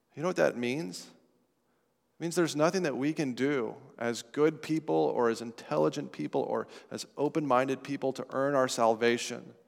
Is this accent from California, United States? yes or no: no; Estes Park, Colorado, United States; moved away; my hometown of Estes Park, Colorado